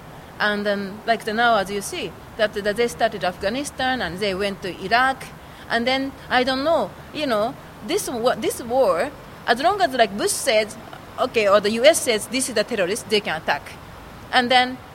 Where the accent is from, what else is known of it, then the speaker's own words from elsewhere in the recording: Kyoto, Japan; I was born in Kyoto and my family is in Kyoto